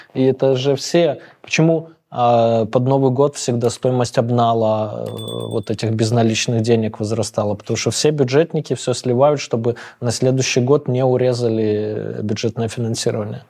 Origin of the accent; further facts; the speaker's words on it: Moscow, Russia; мне 40 лет, я из Москвы